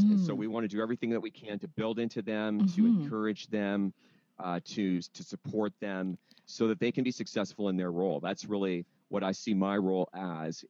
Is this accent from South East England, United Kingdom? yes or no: no; London, United Kingdom; moved away as an adult; also born or lived in Wheaton, Illinois, United States; I'm originally from London, but ended up going to school in the States